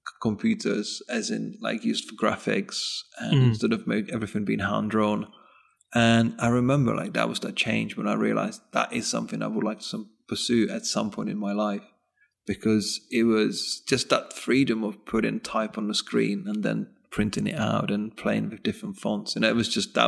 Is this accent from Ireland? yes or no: no; northeast Czech Republic, Czechia; moved away; I grew up in the northeast of Czech Republic, what used to be Czechoslovakia actually at that time